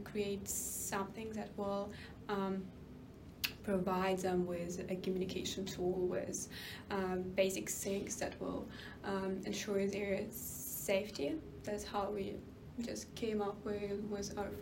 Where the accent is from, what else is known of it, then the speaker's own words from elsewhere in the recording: Ukraine; I'm from Ukraine